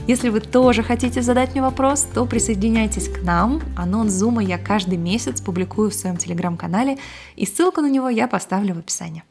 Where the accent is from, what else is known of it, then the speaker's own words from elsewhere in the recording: Russia; now in California, United States; Я выросла в России, но живу в США